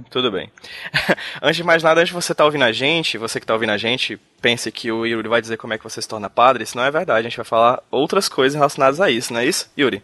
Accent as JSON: {"language": "Portuguese", "region": "Ceará", "country": "Brazil", "said": "Hoje eu estou aqui no Ceará, minha terrinha"}